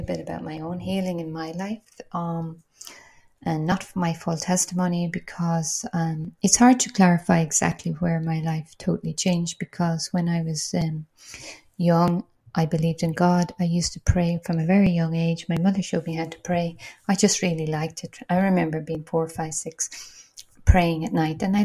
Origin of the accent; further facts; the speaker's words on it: Ireland; now in Portugal; I'm Irish